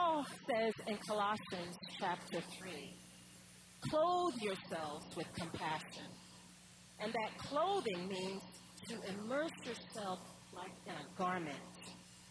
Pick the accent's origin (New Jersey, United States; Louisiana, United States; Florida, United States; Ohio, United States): New Jersey, United States; Atlantic City; the little street that I grew up right outside of Atlantic City